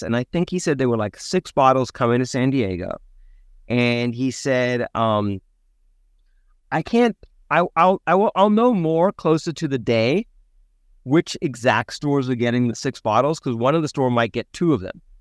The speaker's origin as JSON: {"language": "English", "country": "South Africa", "tie": "born or raised there", "moved": "yes", "said": "Born and raised in South Africa"}